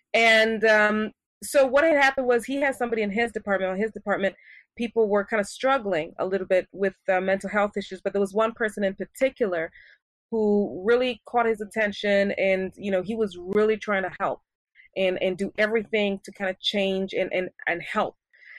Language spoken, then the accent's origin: English; Paris, Île-de-France, France; also born or lived in Switzerland / Japan / Kenya; Growing up, I grew up in Europe, in Paris, to be exact, and I attended international schools. I went to school in Switzerland, I went to school in Japan, and I went to school in Kenya.